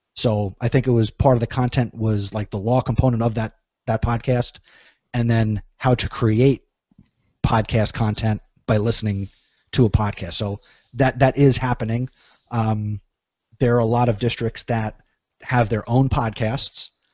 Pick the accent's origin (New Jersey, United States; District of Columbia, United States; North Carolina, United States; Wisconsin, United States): New Jersey, United States; I'm from New Jersey